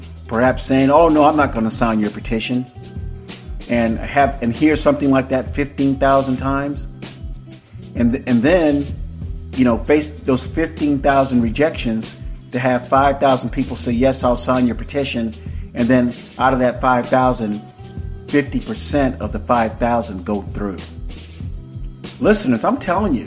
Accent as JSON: {"language": "English", "town": "Tampa", "region": "Florida", "country": "United States", "tie": "born or raised there", "also_born_or_lived": "Opa-locka, Florida / Dania, Florida", "moved": "as an adult", "lives_now": "California, United States", "said": "I am a native Floridian. I was born and raised in Hillsborough County, Tampa, Brandon area"}